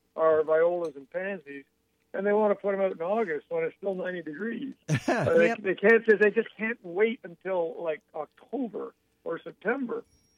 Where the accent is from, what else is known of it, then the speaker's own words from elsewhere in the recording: Georgia, United States; Well, you know, we're from Georgia.